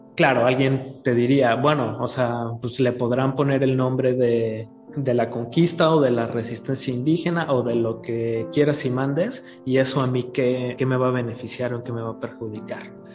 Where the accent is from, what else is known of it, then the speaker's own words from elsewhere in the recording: Mexico; nosotros como mexicanos